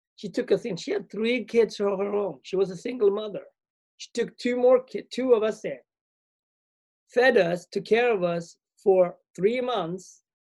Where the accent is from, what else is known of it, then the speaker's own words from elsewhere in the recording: Sweden; moved away; also born or lived in Ethiopia / Asia / Europe / America; I grew up in Sweden.